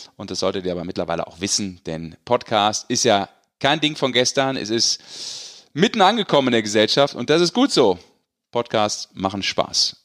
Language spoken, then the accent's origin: German; Rhineland, Germany; now in Bavaria, Germany; Ich als Rheinländer